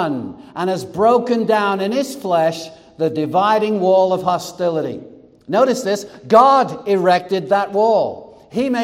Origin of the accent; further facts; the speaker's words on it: England, United Kingdom; now in United States; I was born in England and became a U.S. citizen. I was England by birth and America by choice